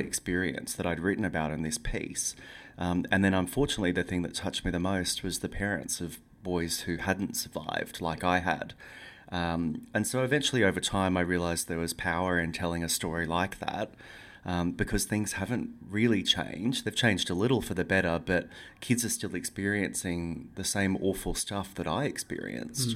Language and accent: English; Yeppoon, Queensland, Australia; moved away; also born or lived in Brisbane; I never go back to Yppoon, which is my hometown where the book is set